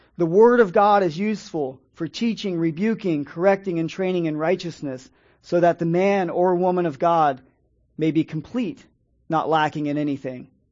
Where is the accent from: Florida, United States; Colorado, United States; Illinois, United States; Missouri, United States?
Florida, United States; Dade City; now in St. Petersburg, United States; I grew up in an area up in Dade City, Pasco County, where there's a lot of migrant workers